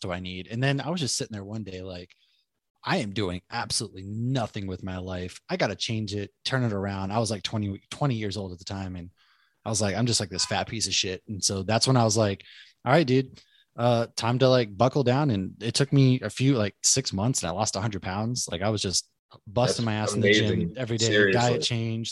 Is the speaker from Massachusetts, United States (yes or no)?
yes; Bedford, Massachusetts, United States; I grew up in a town called Bedford.